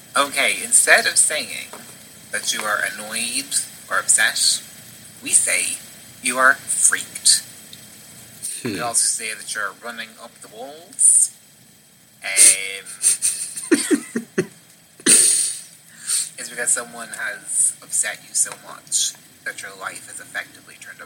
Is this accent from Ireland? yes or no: yes; Ireland